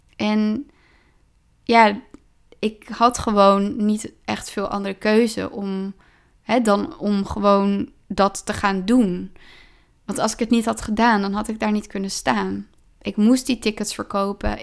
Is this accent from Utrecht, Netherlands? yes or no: yes; Driebergen, Utrecht, Netherlands; ik ben opgegroeid in Driebergen